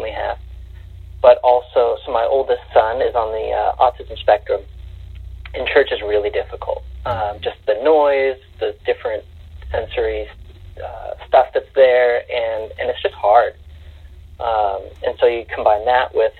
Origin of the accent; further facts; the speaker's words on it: Northern California, United States; moved away; So I'm actually from California originally, from Northern California, where it's pretty rural